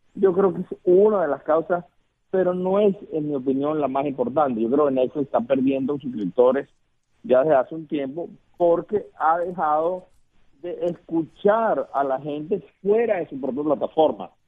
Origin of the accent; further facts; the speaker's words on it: Venezuela; moved away; yo vengo de Venezuela